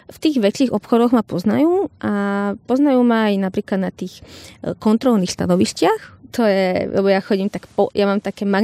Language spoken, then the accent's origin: Slovak; Slovakia; ja som Slovenka, prišla som tu za vami